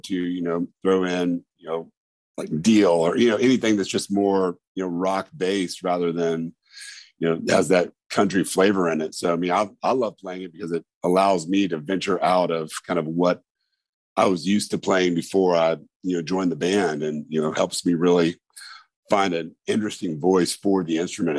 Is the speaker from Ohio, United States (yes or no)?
no; Indiana, United States; moved away as an adult; I'm originally from Indiana, moved down here in 2000.